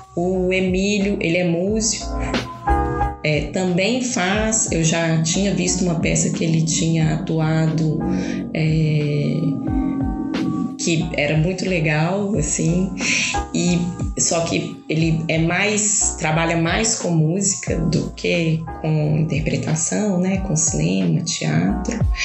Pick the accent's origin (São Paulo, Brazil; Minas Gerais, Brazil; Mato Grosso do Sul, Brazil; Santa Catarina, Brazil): Minas Gerais, Brazil; Belo Horizonte; accent: mineiro; also born or lived in Brasília; Eu nasci em Brasília, né? Mas eu sou bem Belo Horizonte.